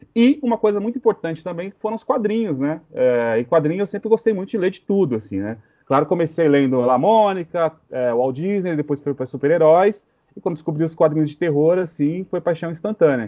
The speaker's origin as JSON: {"language": "Portuguese", "region": "São Paulo", "country": "Brazil", "said": "Sou de São Paulo, mas sou filho de nordestino. Então sou meio paulista, meio nordestino, com grande orgulho."}